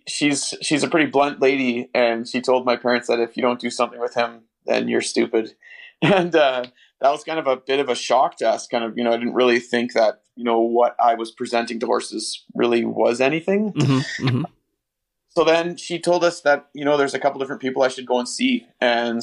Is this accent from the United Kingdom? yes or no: no; Northern Ontario, Canada; Northern Ontario, we're way up in the middle of nowhere. My dad was a logger, and we lived just in a tiny little house